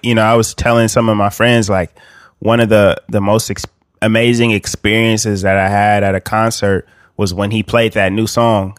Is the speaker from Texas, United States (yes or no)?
no; Bakersfield, California, United States; I'm from Bakersfield, California